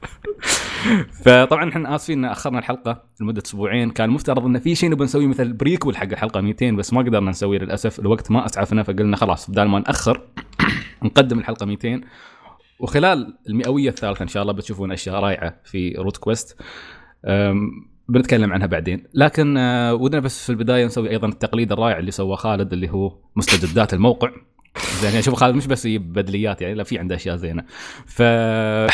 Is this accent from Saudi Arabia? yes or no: no; Al Ain, Abu Dhabi, United Arab Emirates; نحن في الإمارات، يعني أنا مثلاً، أنا مثلاً من العين